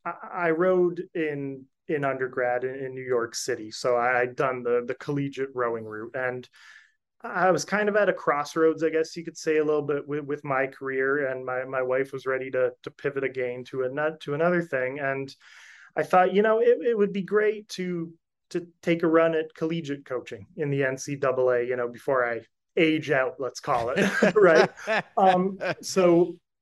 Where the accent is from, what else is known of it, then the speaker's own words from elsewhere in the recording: Canada; moved away as an adult; also born or lived in Alabama; now in Coral Gables, United States; I know we're Canadian